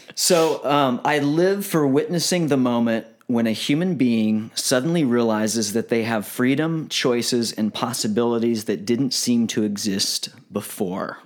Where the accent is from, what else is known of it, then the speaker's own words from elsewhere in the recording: Galveston, Texas, United States; I was born in Texas